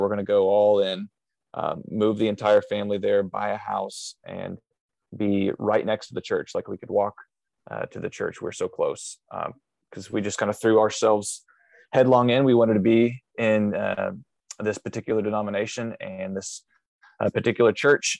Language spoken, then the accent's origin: English; Southern Illinois, United States; I grew up in Southern Illinois, um, doing lots of just uh, farm style work